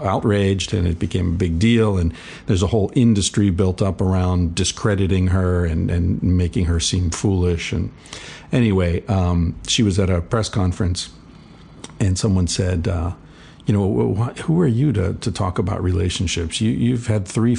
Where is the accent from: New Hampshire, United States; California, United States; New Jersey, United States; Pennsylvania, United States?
Pennsylvania, United States; Pittsburgh; I grew up around Pittsburgh, smokestacks and burning rivers and that sort of shit.